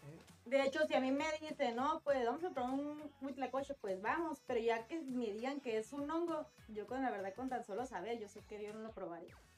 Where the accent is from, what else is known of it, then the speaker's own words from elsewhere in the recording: Mexicali, Baja California, Mexico; los de Mexicali